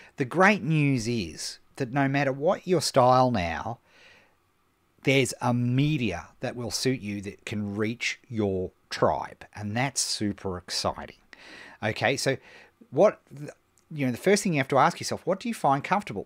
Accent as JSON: {"language": "English", "town": "Melbourne", "region": "Victoria", "country": "Australia", "tie": "born or raised there", "said": "here in my hometown of Melbourne"}